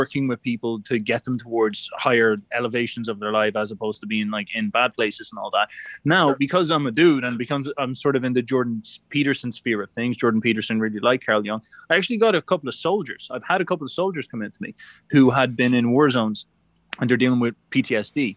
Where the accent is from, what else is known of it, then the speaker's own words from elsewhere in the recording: Ireland; being an Irishman